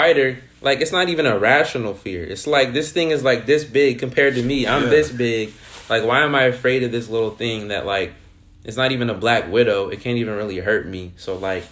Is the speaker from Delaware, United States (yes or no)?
yes; Delaware, United States; moved away as an adult; also born or lived in Georgia / New York; living in Delaware and growing up in Delaware